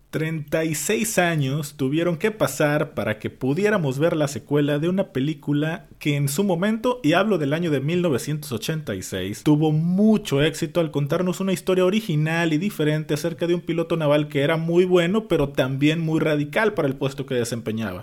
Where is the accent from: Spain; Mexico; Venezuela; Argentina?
Mexico; en mi caso como mexicano